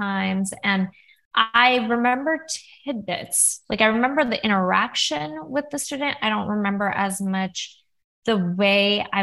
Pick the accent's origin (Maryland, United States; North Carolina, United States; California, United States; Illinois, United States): California, United States; also born or lived in Oregon; I grew up in California